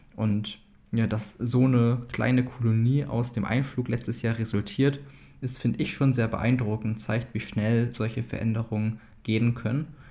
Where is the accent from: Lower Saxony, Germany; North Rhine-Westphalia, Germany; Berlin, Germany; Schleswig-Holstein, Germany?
Lower Saxony, Germany; East Frisia; als ja, Ostfriese